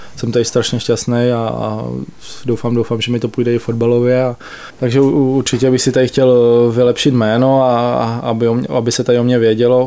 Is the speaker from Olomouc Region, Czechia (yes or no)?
yes; Olomouc Region, Czechia; now in Pardubice, Czechia; Pocházíme oba dva z Olomouckého kraje